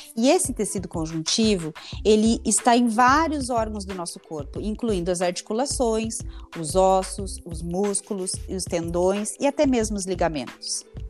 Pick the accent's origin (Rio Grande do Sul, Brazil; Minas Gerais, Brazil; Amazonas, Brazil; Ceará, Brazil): Rio Grande do Sul, Brazil; Santa Rosa; moved away as an adult; also born or lived in Passo Fundo / Curitiba; E posteriormente eu vim para Santa Rosa, que é o interior do Rio Grande do Sul